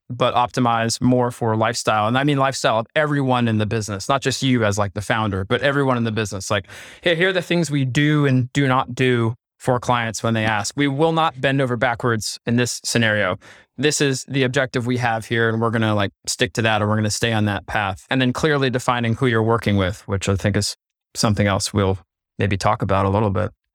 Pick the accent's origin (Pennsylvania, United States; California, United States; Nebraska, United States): Pennsylvania, United States; we're both from Pennsylvania. We know about hunting deer